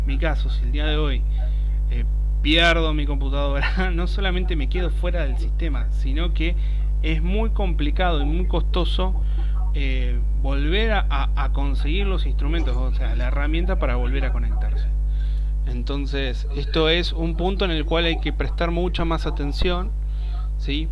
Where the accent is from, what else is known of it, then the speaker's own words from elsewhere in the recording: Argentina; vivimos los argentinos